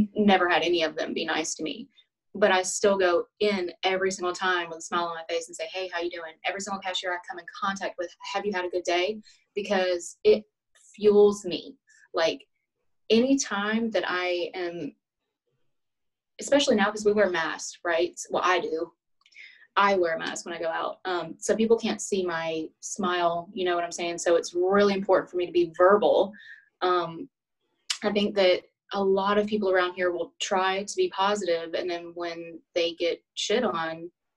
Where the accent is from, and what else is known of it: Alabama, United States; accent: Southern